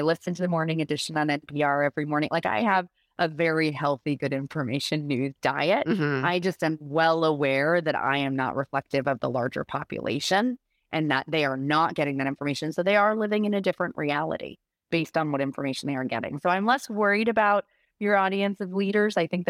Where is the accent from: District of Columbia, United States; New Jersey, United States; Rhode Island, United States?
Rhode Island, United States; I was a press secretary for a short period of time for my home state senator from Rhode Island, Jack Reed.